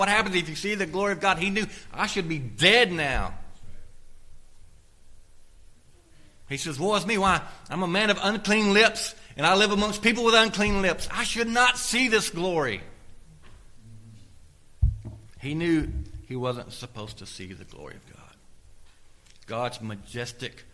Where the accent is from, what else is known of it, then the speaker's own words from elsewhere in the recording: United States; As American Christians